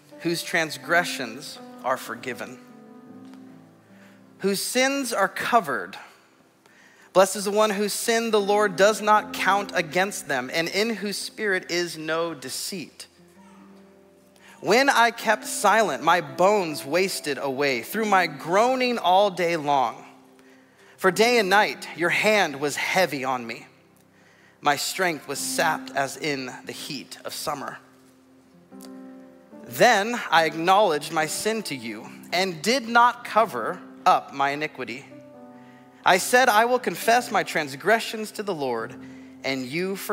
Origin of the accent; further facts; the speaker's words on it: Southern California, United States; Growing up in Southern California, one of the things that myself and my cousins loved to do was to go in the ocean.